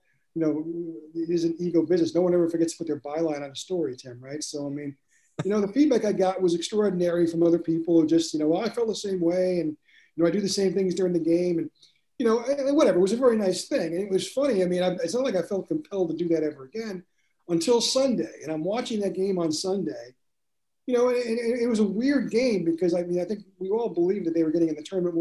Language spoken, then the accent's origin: English; Long Island, New York, United States; moved away as an adult; also born or lived in Arkansas; I grew up on Long Island, so I grew up a Mets fan